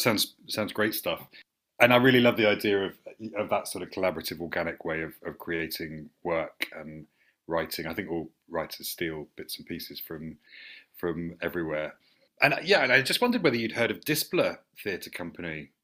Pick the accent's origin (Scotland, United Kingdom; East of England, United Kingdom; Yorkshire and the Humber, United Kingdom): East of England, United Kingdom; St Albans; I grew up in St Albans